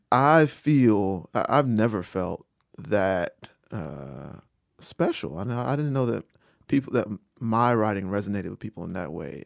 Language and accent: English; Rocky Mount, North Carolina, United States; From Rocky Mount, North Carolina